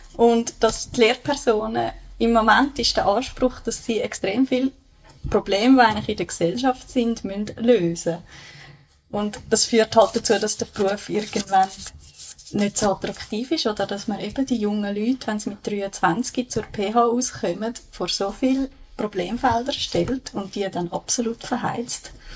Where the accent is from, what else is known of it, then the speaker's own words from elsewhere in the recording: Bülach, Zurich, Switzerland; also born or lived in Schwamendingen, Zurich; now in Zurich, Switzerland; ich bin in Bülach aufgewachsen.